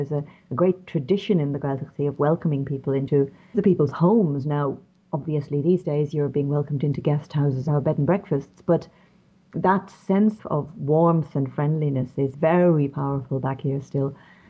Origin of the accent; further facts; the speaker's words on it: Dublin, Leinster, Ireland; accent: Irish; moved away as an adult; also born or lived in London / Corca Dhuibhne, County Kerry; I'm Irish, as you can probably tell from my voice. My dad was from Galway. My mother's people were from Wexford, from Enniscorthy. I was raised in Dublin. And when I was going to school in Dublin, the Irish language was one of my great loves.